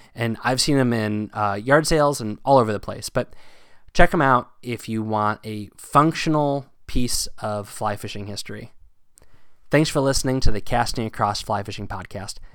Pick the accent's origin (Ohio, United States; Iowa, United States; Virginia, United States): Virginia, United States; Northern; moved away; also born or lived in Pennsylvania; Growing up in Northern Virginia